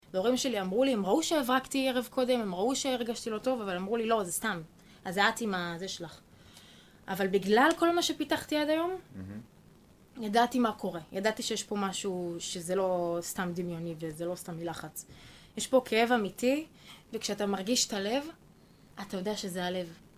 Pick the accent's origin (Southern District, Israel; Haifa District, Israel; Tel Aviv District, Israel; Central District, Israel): Central District, Israel; Ein Sarid; born or raised there